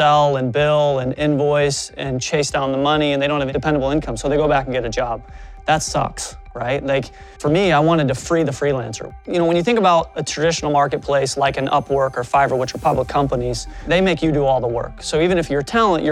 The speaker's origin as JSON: {"language": "English", "region": "Midwest", "country": "United States", "tie": "born or raised there", "said": "I grew up in the Midwest"}